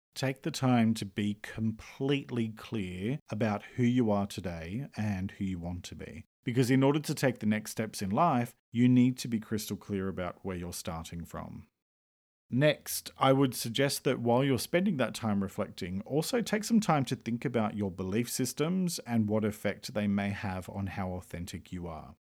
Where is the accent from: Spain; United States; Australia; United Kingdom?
Australia; I'm an Australian writer and speaker